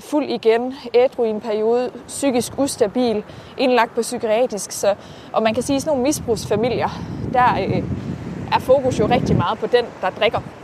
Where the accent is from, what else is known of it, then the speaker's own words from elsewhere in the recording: Herning, Central Denmark Region, Denmark; Jamen, jeg er vokset op øh, i Herning, lidt uden for Herning ja. primært. Jeg har boet rigtig, rigtig mange forskellige steder, men primært omkring Herning-området